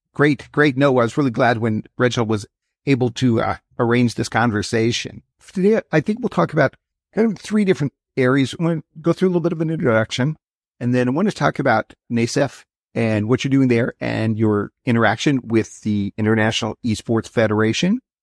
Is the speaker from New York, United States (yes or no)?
no; Wyoming, United States; I grew up in Wyoming